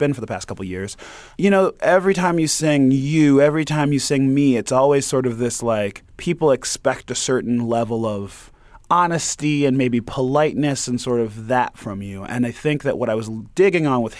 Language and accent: English; Detroit, Michigan, United States; I'm from Detroit, you know? So, like, my whole family grew up on Motown.